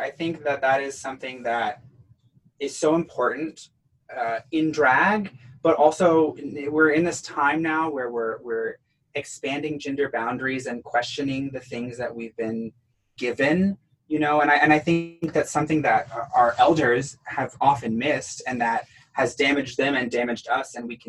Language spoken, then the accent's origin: English; the South, United States; accent: Southern; let me like drop my voice and bring out my old Southern accent and move furniture for them.